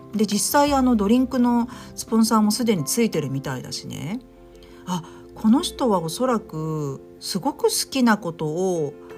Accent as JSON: {"language": "Japanese", "region": "Tokyo", "country": "Japan", "tie": "born or raised there", "said": "私もあの東京出身なんで"}